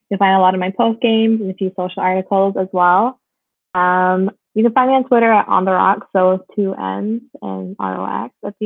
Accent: just outside of Toronto, Ontario, Canada; I grew up just outside of Toronto, so grew up obviously with the Leafs

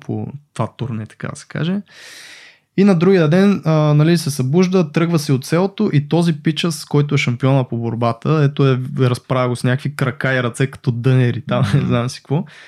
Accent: Botevgrad, Sofia Province, Bulgaria; Аз понеже съм от Ботеврат

